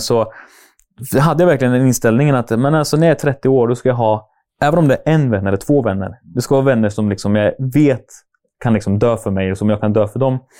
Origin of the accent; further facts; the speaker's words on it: Norrköping, Östergötland, Sweden; jag är som sagt jag är uppväxt i Norrköping. Bott där hela mitt liv